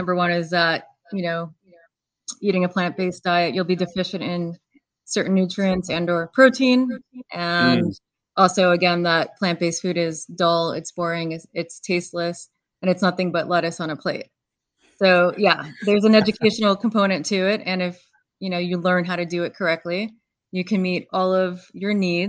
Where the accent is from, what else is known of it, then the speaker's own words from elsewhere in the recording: New York, United States; I'm from New York.